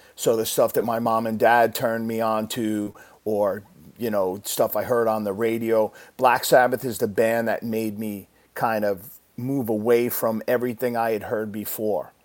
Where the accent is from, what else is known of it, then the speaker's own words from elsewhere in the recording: Deer Park, New York, United States; I grew up in in Long Island, New York, a little town called Deer Park